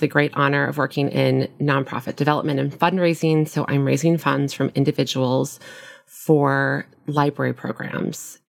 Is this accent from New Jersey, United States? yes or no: no; Nebraska, United States; moved away as an adult; also born or lived in Minnesota / Brooklyn, New York; now in New York City, United States; I grew up in the Midwest in a small town in Nebraska, and I moved to New York right after college and, and never left.